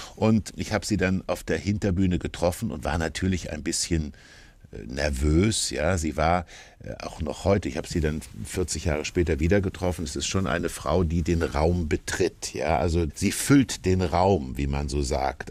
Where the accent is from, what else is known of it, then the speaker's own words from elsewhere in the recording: Kassel, Hesse, Germany; now in Hamburg, Germany; ich bin in Kassel aufgewachsen